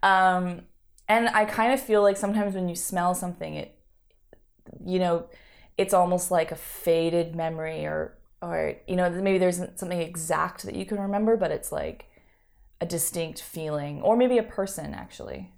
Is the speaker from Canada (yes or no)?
yes; Canada; now in Montreal, Canada; I grew up on the West Coast